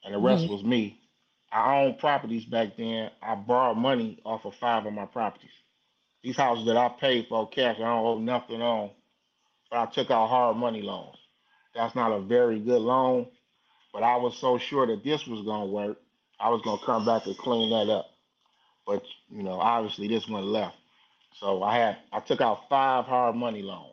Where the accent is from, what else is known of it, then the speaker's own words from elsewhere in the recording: Detroit, Michigan, United States; I'm from Detroit